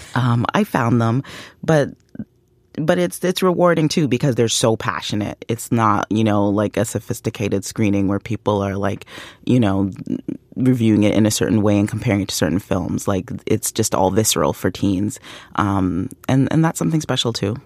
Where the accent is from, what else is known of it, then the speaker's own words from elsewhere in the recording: Canada; I'm Canadian.